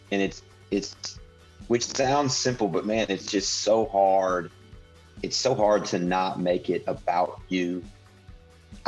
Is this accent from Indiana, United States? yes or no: yes; Indiana, United States; I grew up in Indiana